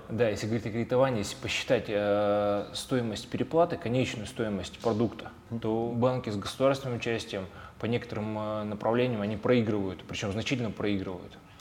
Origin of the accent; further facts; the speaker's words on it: Tyumen, Tyumen Oblast, Russia; мы находились в Тюмени и Тюменской mm-hmm. области